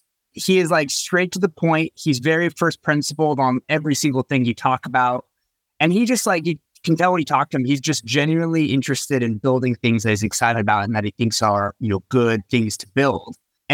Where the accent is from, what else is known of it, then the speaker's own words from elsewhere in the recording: Bay Area, California, United States; moved away as an adult; also born or lived in Los Angeles; I'm from the Bay Area and I moved down to Los Angeles to go to school at UCLA.